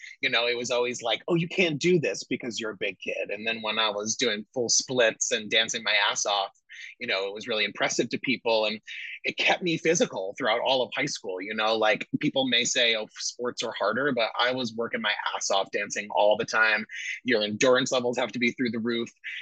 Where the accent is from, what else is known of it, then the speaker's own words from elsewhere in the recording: Vernon, New Jersey, United States; I grew up in Vernon, New Jersey. So that's about an hour and a half north of New York City, northwestern New Jersey, very rural